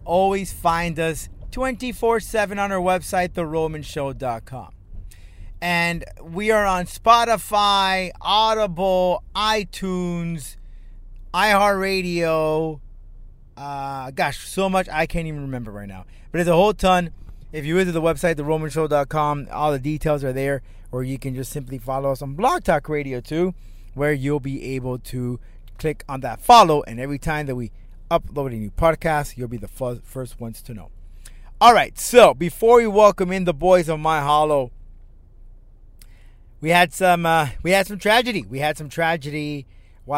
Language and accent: English; Miami, Florida, United States; I am from Miami, Florida